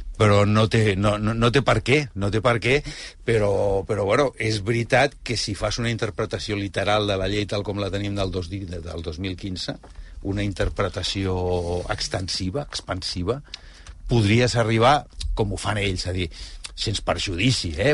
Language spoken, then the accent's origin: Catalan; Spain; com a espanyol